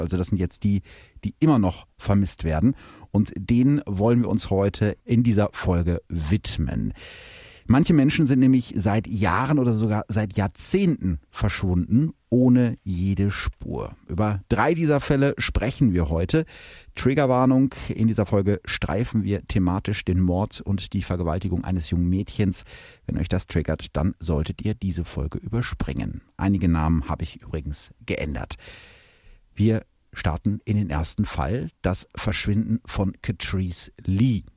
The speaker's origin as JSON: {"language": "German", "region": "North Rhine-Westphalia", "country": "Germany", "said": "bei uns in NRW"}